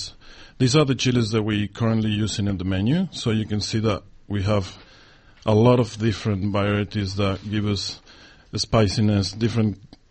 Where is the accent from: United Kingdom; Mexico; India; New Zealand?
Mexico; Mexico City; English is a second language; moved away as an adult; also born or lived in Argentina; now in Australia; I moved to Mexico when I was 9 years old.